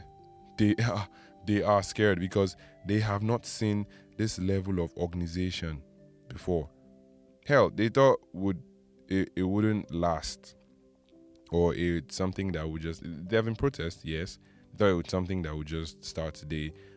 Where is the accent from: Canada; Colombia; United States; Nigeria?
Nigeria; as a Nigerian